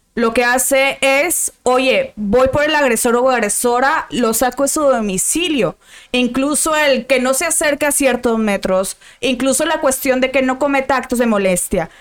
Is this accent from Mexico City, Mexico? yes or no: no; Monterrey, Nuevo León, Mexico; yo soy de Monterrey